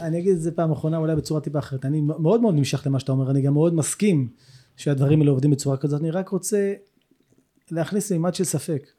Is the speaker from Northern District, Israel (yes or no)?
no; Herzliya, Tel Aviv District, Israel; moved away as an adult; also born or lived in Jerusalem; now in Kibbutz Hanaton, Israel; אני גדלתי בהרצליה